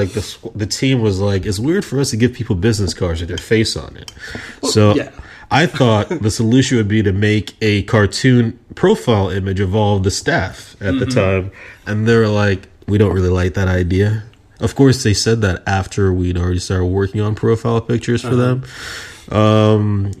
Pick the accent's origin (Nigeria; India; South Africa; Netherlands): Nigeria; accent: American; I'm from Nigeria, son. It's hard. I sound American, but I'm not.